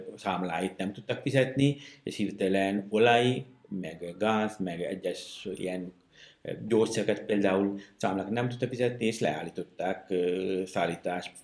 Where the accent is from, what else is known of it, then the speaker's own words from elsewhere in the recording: Sri Lanka; Hungarian is a second language; moved away as an adult; now in Kaposvár, Hungary; én egy, egy Sri Lankán egy kis faluból származom